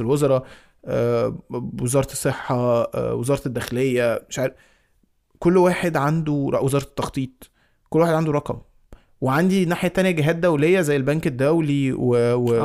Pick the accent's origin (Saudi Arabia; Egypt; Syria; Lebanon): Egypt; انا مصري